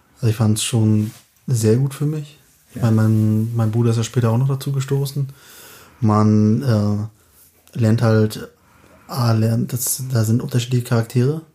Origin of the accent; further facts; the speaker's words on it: Anklam, Mecklenburg-Vorpommern, Germany; moved away; bin ja aus Anklam, da sind wir ein bisschen hin und her gezogen, hier